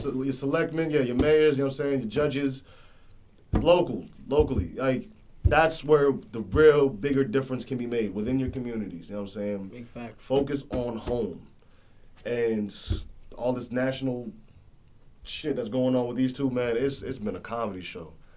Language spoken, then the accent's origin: English; Jamaica; I'm Jamaican